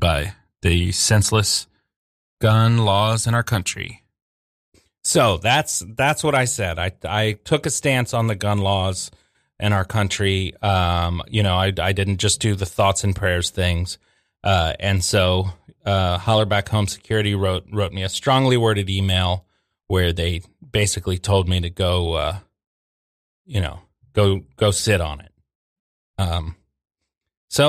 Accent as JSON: {"language": "English", "town": "Norfolk", "region": "Virginia", "country": "United States", "tie": "born or raised there", "moved": "yes", "said": "I grew up in Norfolk, Virginia Beach area of Virginia"}